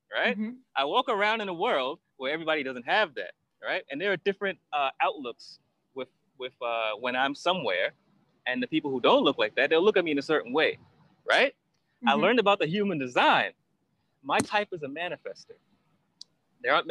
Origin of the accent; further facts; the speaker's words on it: New York City, New York, United States; moved away as an adult; also born or lived in Berlin / Australia; I grew up in Brooklyn, New York. I don't know if I said that, that's where I'm from Brooklyn, New York.